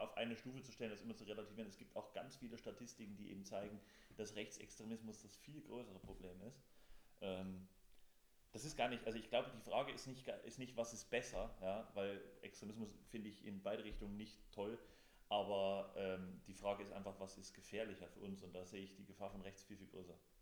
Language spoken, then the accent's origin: German; Thuringia, Germany; wir kommen ja beide aus Thüringen